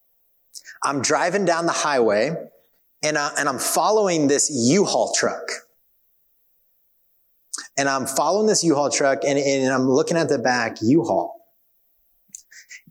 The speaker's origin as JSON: {"language": "English", "region": "Kansas", "country": "United States", "tie": "born or raised there", "moved": "yes", "said": "I grew up in Kansas"}